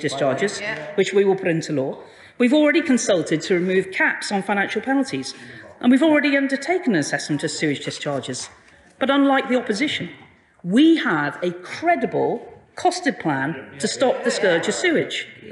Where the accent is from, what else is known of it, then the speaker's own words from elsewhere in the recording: Liverpool, North West England, United Kingdom; I grew up in Liverpool, so I'm very conscious of the River Mersey